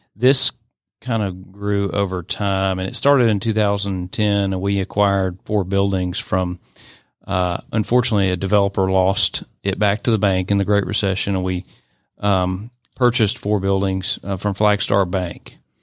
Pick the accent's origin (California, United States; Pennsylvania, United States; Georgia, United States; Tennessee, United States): Georgia, United States; Atlanta; I grew up in the Atlanta area. I'm an Atlanta native